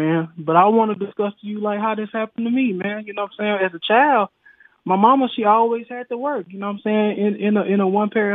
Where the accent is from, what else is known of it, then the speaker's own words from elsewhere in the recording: the South, United States; also born or lived in El Dorado, Arkansas; I'm from the South